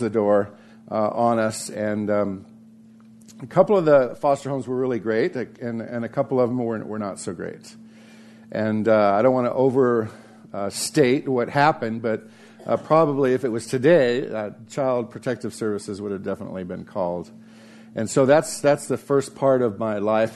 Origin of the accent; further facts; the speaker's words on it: Santa Barbara, California, United States; growing up in Santa Barbara, California, with my two older sisters